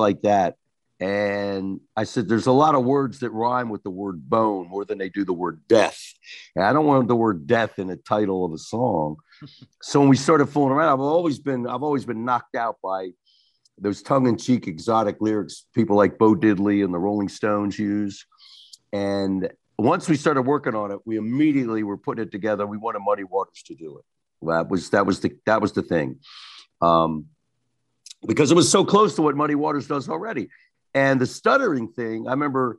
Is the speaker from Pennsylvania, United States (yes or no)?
no; Delaware, United States; I'm a nobody from Delaware